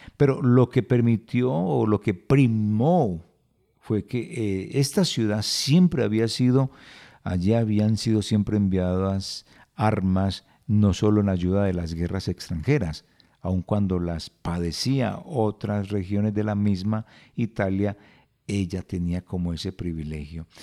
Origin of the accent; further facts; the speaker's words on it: Colombia; si nosotros como colombianos no observamos